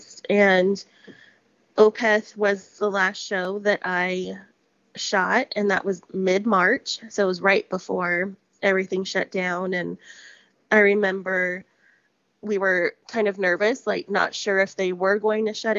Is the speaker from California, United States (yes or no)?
yes; Palmdale, California, United States; I grew up in Palmdale, which is about an hour outside